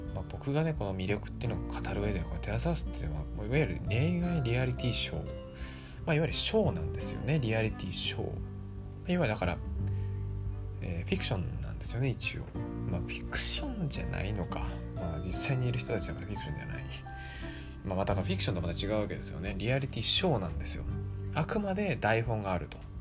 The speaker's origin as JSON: {"language": "Japanese", "region": "Kanagawa", "country": "Japan", "tie": "born or raised there", "said": "僕神奈川出身"}